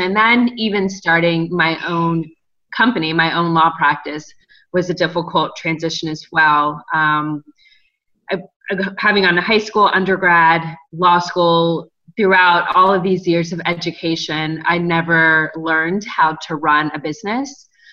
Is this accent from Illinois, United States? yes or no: no; Cincinnati, Ohio, United States; moved away as an adult; also born or lived in New York City / Washington, District of Columbia, United States; now in Los Angeles, United States; I grew up in Cincinnati, Ohio